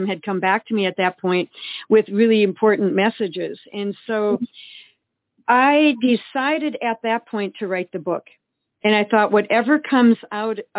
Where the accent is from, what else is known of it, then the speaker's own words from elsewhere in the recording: Eau Claire, Wisconsin, United States; We grew up in Eau Claire, Wisconsin